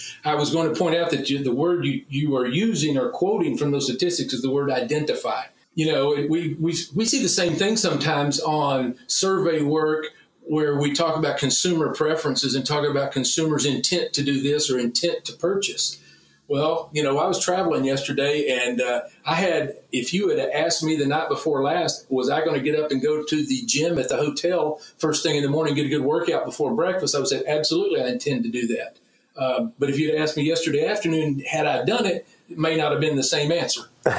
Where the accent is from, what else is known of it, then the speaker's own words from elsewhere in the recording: Texas, United States; Well, you can imagine how as a Texan first and as a meat scientist and a meat industry advocate, you can imagine how I feel about meatless Mondays anywhere.